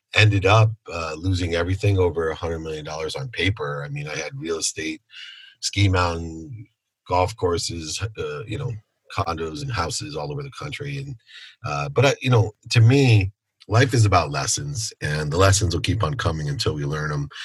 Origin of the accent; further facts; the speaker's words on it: Akron, Ohio, United States; now in California, United States; Born in Akron, Ohio. I'm a Buckeye at heart.